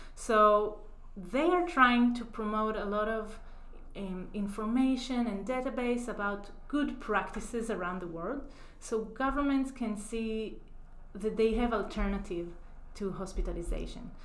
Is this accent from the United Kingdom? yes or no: no; Israel; moved away as an adult; now in Chicago, United States; I grew up in Israel